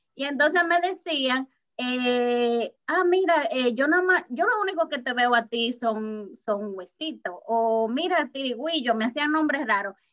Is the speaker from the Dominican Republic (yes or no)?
yes; Dominican Republic; yo soy dominicana